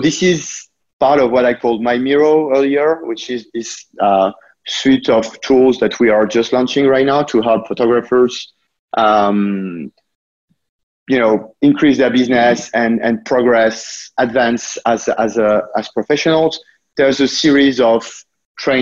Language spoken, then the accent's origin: English; France; now in United States; you also might notice from my accent that I was born there, but I've been living in the US for quite a few years now.